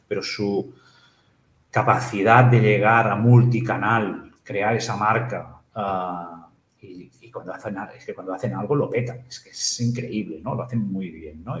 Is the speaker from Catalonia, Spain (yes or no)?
yes; Capellades, Catalonia, Spain; also born or lived in Igualada / La Torre de Claramunt; now in Barcelona, Spain; yo, nací en Barcelona, pero mi madre es de, de Capellades, mi padre es de Barcelona, nos fuimos a vivir en Capellares